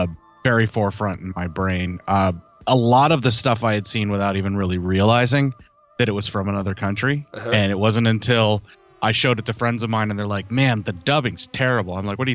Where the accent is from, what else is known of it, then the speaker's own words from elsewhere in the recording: United States; especially as a kid growing up in America